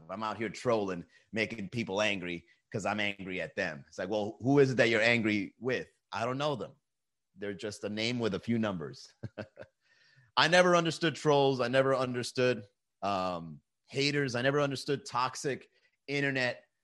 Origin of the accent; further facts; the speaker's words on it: Venezuela; You don't even know where El Salvador is. I'm from Venezuela, El Capo.